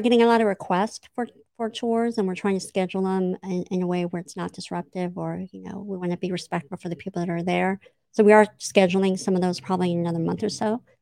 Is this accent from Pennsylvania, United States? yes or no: no; Imperial Beach, California, United States; I grew up in Imperial Beach